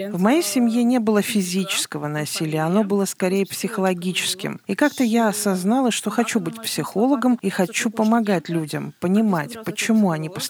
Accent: Ukraine; now in Moldova; Кто я в Молдове? Я из другой страны, я украинка.

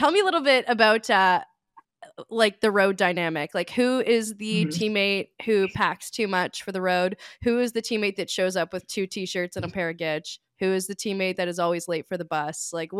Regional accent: Thunder Bay, Ontario, Canada; also born or lived in Twin Cities, Minnesota; I feel honorary Minnesota sometimes because I'm from Thunder Bay too. So it's like right on the border, hung out in Grand Marais a lot.

